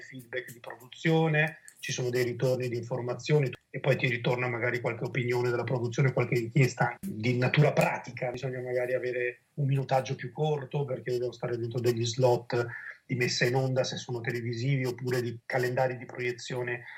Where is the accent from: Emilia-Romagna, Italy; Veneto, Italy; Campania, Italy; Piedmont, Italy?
Veneto, Italy; come Veneti